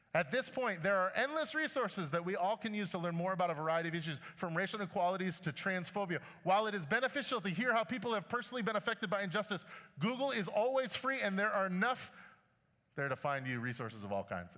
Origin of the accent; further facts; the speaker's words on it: Chicago, Illinois, United States; When I was growing up in Chicago